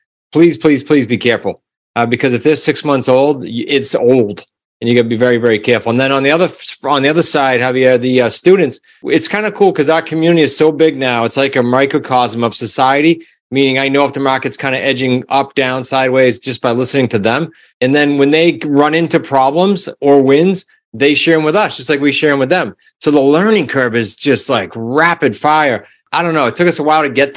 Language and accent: English; New England, United States; I'm from New England, so I can talk fast